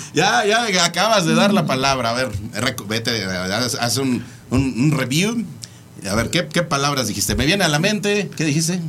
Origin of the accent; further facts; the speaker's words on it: Mexico; Como mexicanos